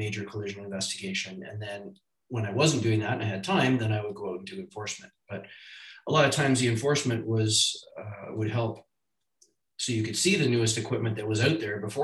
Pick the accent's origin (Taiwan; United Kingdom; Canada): Canada; Toronto, Ontario; I grew up in the city of Toronto.